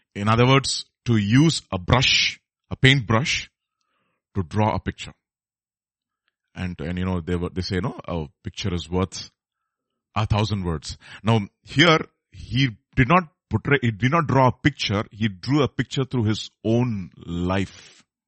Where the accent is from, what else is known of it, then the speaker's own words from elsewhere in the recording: Hyderabad, Telangana, India; I'm, I'm from Hyderabad